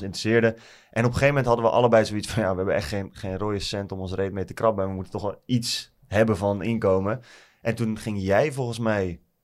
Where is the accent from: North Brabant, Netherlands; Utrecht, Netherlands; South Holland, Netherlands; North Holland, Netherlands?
Utrecht, Netherlands; Nieuwegein; Ik kom uit Utrecht, in de buurt van Nieuwegein. Eh, altijd altijd in Nieuwegein op school gezeten